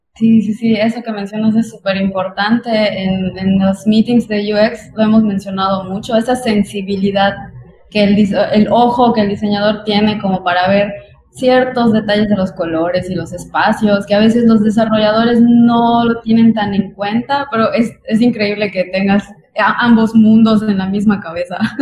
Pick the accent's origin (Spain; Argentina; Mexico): Mexico; Yucatán; accent: Yucatecan; viene a Yucatán, sobre todo donde tenemos un acento tan pesado